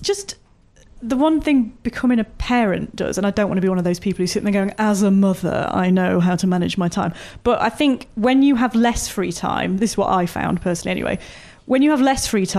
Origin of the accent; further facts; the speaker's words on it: Chesterfield, East Midlands, United Kingdom; I'm from Chesterfield, which is a smaller town in Derbyshire